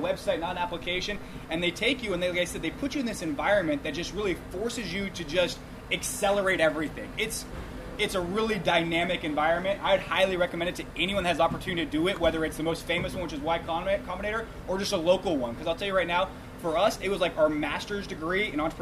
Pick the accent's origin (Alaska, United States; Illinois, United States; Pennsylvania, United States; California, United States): California, United States; Sacramento; also born or lived in San Francisco; I'm born and raised in Sacramento, actually in Folsom High, class of 03